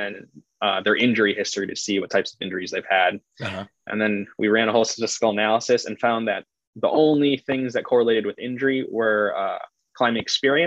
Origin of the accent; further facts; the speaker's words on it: Chicago, Illinois, United States; also born or lived in Nevada; I'm from Chicago, and there's not a lot of mountains or boulders or anything else to climb out here